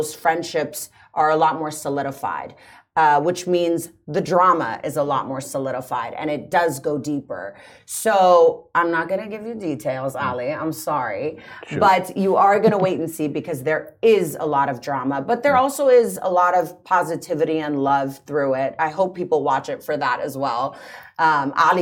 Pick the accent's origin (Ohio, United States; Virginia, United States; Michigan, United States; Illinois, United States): Virginia, United States; Washington, D.C. area; moved away as an adult; also born or lived in Los Angeles, United States; now in Dubai, United Arab Emirates; I'm from the States, actually, originally. From Washington, D.C., right outside of D.C. in Virginia.